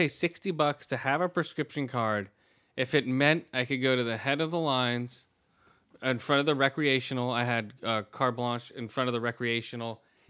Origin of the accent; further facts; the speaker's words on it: Redwood City, California, United States; So down there near Redwood City. I'm like, yeah, I'm around in that area.